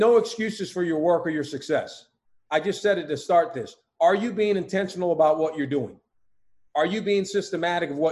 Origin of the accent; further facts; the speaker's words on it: Utah, United States; moved away; I'm from Utah